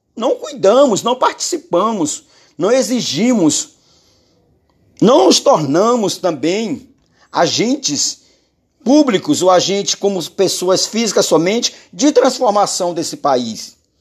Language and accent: Portuguese; Maranhão, Brazil; Governador do meu estado, onde eu nasci, onde Jeová me criou